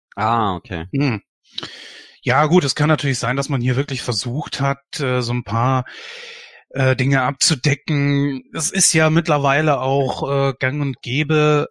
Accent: Germany; bei uns in Deutschland

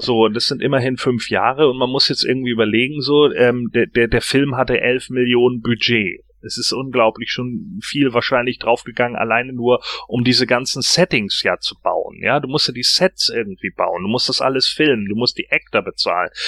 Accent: Germany; bei uns in Deutschland

